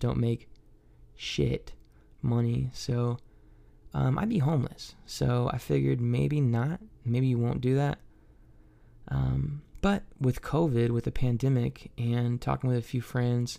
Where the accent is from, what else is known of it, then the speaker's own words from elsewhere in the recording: Troy, Ohio, United States; moved away as an adult; also born or lived in Kentucky; I'm from Troy, Ohio